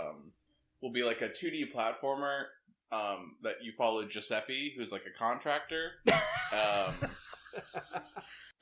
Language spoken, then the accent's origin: English; Boston, Massachusetts, United States; I'm from Boston